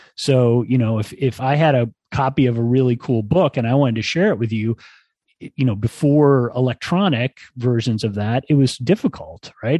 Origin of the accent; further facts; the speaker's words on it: Ann Arbor, Michigan, United States; now in State College, United States; I grew up in Ann Arbor